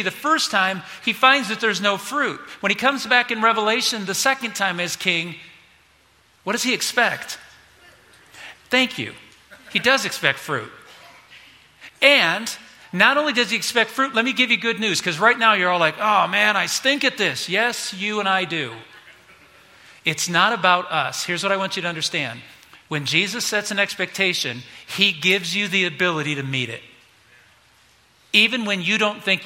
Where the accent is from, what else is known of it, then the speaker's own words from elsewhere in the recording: United States; as an American kid, not growing up on a farm